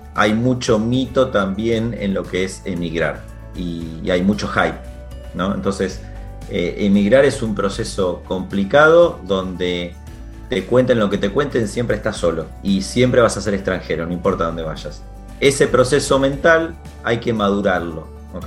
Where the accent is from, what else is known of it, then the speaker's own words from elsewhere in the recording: Venado Tuerto, Santa Fe, Argentina; moved away as an adult; also born or lived in Rosario, Argentina / London, United Kingdom / Chile / Brazil; now in Barcelona, Spain; viví mucho tiempo en Rosario, pero nací en Venado Tuerto, entonces como que donde nací viví hasta los 17 años